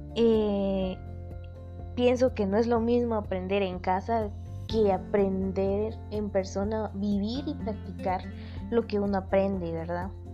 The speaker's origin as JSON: {"language": "Spanish", "country": "Guatemala", "said": "Como guatemaltecos que somos"}